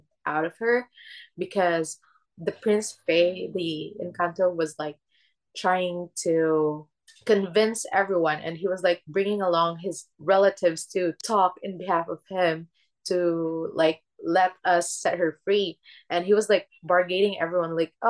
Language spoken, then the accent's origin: English; Philippines; born or raised there; English is a second language; moved away